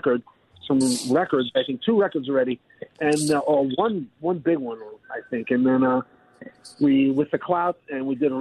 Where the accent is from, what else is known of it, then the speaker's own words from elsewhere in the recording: New York City, New York, United States; We're from the Bronx